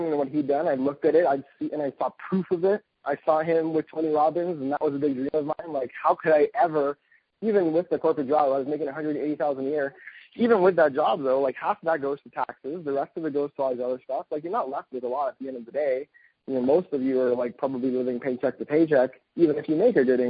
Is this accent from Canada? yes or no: yes; Canada; being Canadian myself